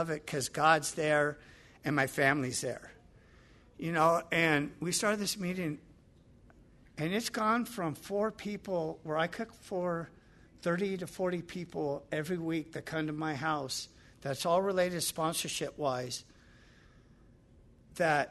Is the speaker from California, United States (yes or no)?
yes; Los Angeles, California, United States; Growing up in the Palisades